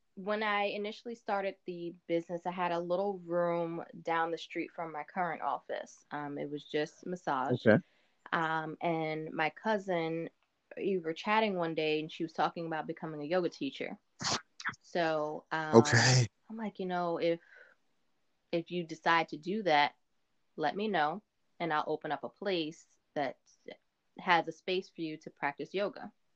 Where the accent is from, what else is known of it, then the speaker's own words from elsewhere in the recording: Mount Vernon, New York, United States; also born or lived in Rockland County, New York; now in New Jersey, United States; I was born and raised in Mount Vernon, New York, and then I started. Um, I moved to Rockland County when I was mm-hmm. 14